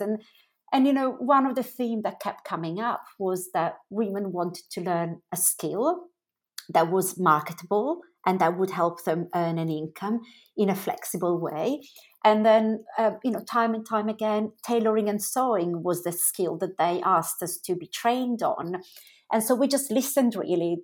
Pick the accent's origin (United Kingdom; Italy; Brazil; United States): Italy; Milan, Lombardy; moved away as an adult; I grew up in Italy. So, I was born in Milan and I spent up until sort of the age of, um, about twenty in, in Italy.